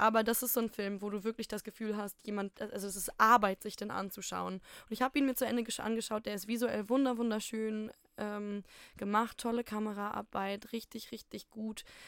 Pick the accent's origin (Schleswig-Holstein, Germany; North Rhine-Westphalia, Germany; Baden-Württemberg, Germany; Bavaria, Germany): North Rhine-Westphalia, Germany; Ruhr area; bei uns im Pott